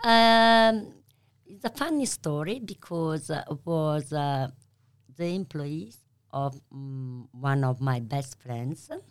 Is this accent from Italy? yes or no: yes; Bologna, Emilia-Romagna, Italy; English is a second language; moved away as an adult; now in Melbourne, Australia; I'm from Bologna